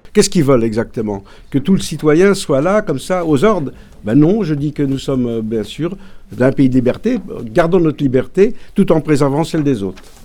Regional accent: France; depuis le 15e siècle pratiquement, je pense que nous sommes français

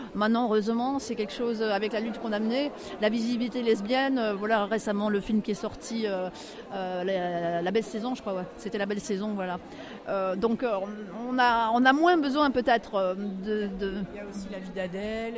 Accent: Brittany, France; je ne suis pas parisienne, voilà, moi je viens de la Bretagne

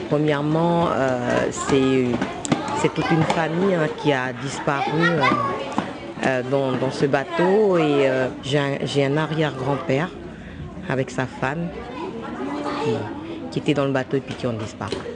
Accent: Maré, Loyalty Islands Province, New Caledonia; je suis originaire de Marais.

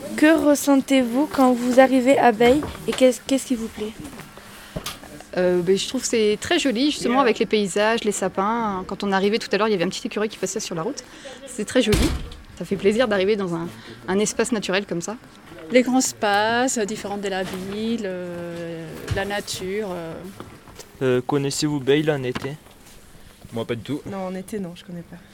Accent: Bordeaux area, Nouvelle-Aquitaine, France; je viens de la région de Bordeaux

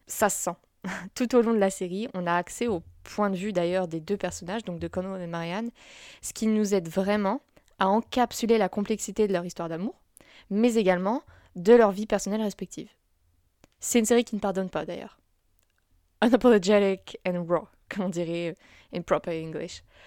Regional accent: France; en tant que Français

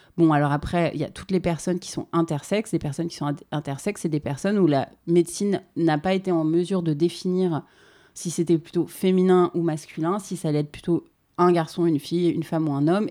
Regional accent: Paris, Île-de-France, France; Dans le sud de Paris, à Paris

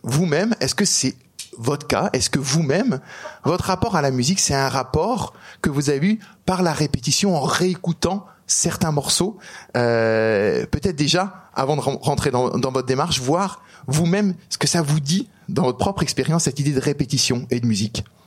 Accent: Strasbourg, Grand Est, France; je viens d'Alsace, je viens de Strasbourg

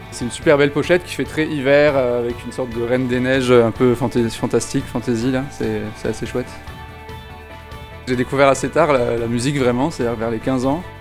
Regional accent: Toulouse, Occitania, France; Bah, je viens de Toulouse, donc non, je, je t'ai jamais venu ici.

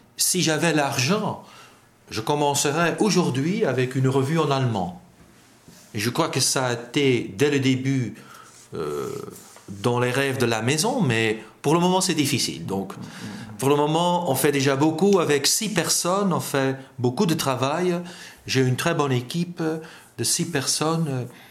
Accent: Flanders, Belgium; first language Dutch; French is a second language; en tant que belge

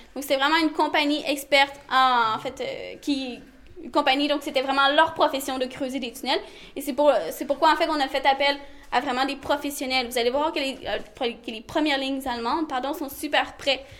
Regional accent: Montreal, Quebec, Canada; je viens du Québec à Montréal, donc au Canada.

